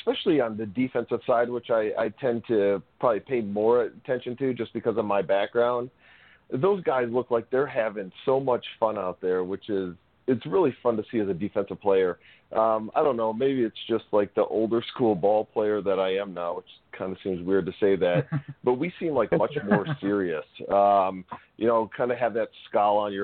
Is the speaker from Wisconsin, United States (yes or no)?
yes; Sturgeon Bay, Wisconsin, United States; growing up in Sturgeon Bay, having season Packer tickets